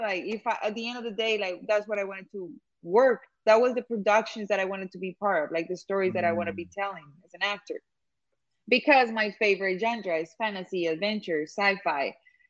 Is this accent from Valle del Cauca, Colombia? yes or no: yes; Cali, Valle del Cauca, Colombia; accent: Colombian; English is a second language; moved away as an adult; also born or lived in England; now in Los Angeles, United States; live in LA right now. I've been based here since 2017. And I moved here straight from Cali, Colombia, my hometown.